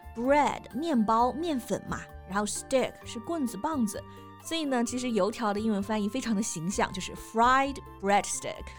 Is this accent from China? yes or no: yes; Hunan, China; 毕竟我们都是湖南人